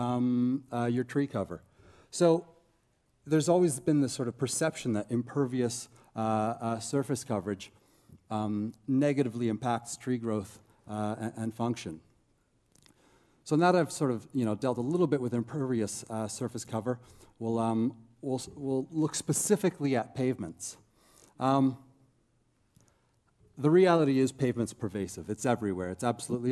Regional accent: Toronto, Ontario, Canada; moved away as an adult; now in Christchurch, New Zealand; I'm originally Canadian from Toronto area anyhow. I moved to Christchurch, New Zealand about 5 years ago to do my PhD

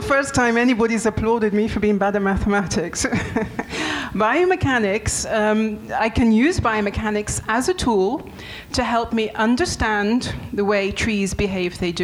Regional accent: England, United Kingdom; moved away as an adult; also born or lived in France; now in Montpellier, France; I'm English

